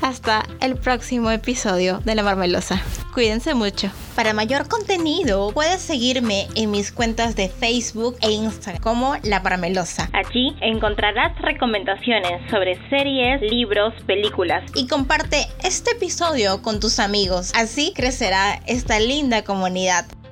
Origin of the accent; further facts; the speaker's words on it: Peru; en mi país, en Perú